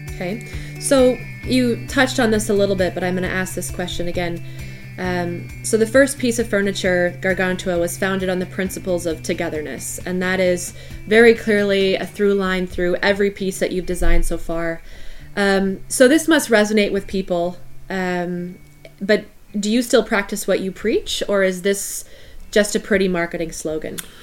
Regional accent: United States; as an American visiting Belgium for the first time

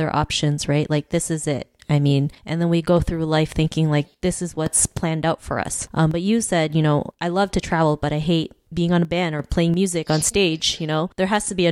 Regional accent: Philippines; I'm from the Philippines

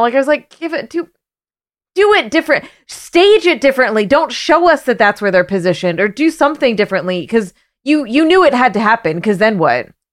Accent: Canada; now in United States; I grew up in Canada

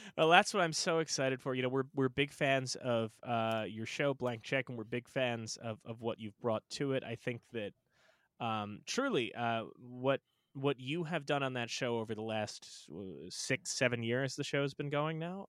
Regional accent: Long Island, New York, United States; Tom and I are, are from Long Island, right? We're from suburban Long Island.

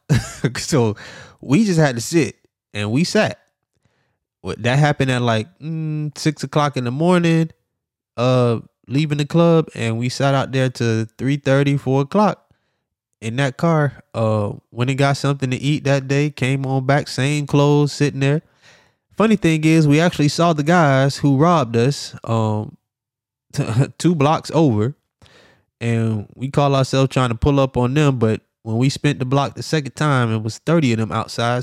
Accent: Miami, Florida, United States; also born or lived in Jacksonville, Florida; I'm from Miami, Florida, Dade County.

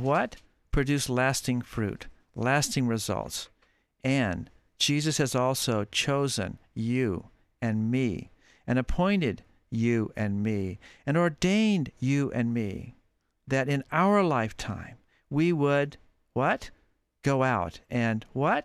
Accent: United States; I'm an American

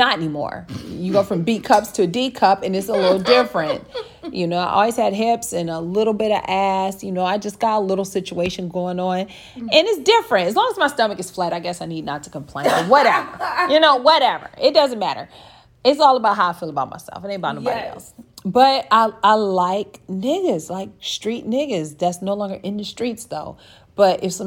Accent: Akron, Ohio, United States; moved away; also born or lived in Atlanta; I'm from Akron

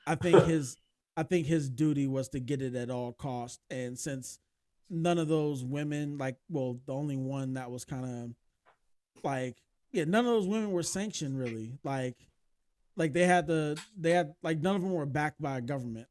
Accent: United States; as an American

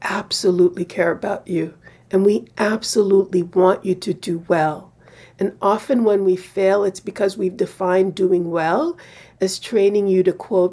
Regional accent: United States; I'm an American

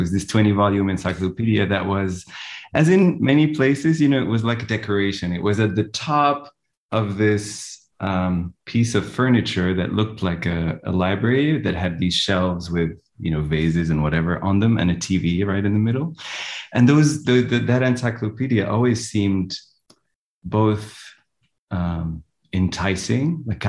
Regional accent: Casablanca, Casablanca-Settat, Morocco; I grew up in Morocco, I grew up in Casablanca.

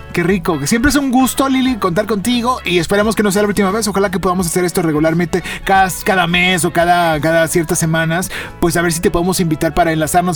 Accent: Monterrey, Nuevo León, Mexico; crecimos nosotros aquí en Monterrey

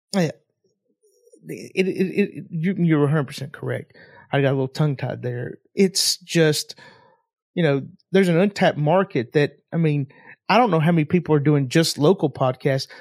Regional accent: Knoxville, Tennessee, United States; I'm from Knoxville, Tennessee

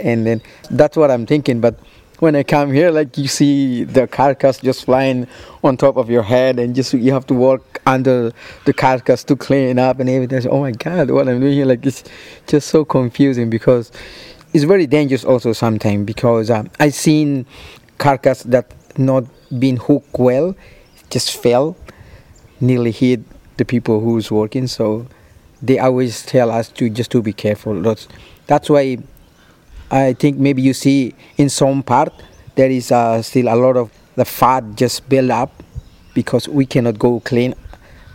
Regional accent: Bobonaro, Timor-Leste; moved away as an adult; also born or lived in Dili, East Timor; now in Australia; I'm from East Timor. And I live in Dili, as you know, the capital of East Timor. But I was born in Bobonaro, near to the border.

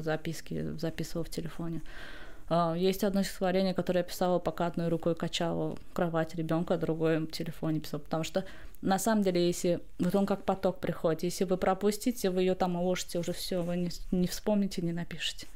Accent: Baku, Azerbaijan; я поэт из Баку, Азербайджана

